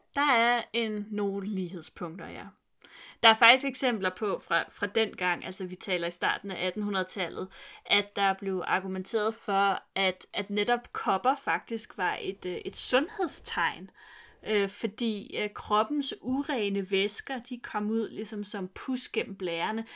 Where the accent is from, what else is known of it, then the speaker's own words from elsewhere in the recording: Vestegnen, Capital Region of Denmark, Denmark; min opvækst på Vestegnen gør, at jeg ikke kan snakke jysk